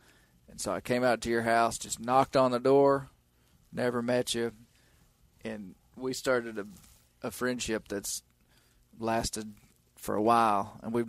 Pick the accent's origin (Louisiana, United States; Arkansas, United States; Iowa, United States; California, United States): Arkansas, United States; Mena; moved away as an adult; So James is from the town that I grew up in the Washita Mountains of Western Arkansas. And I really didn't know James growing up. I've only lived in that town until I was 18 and ended up going to college and left and stuff.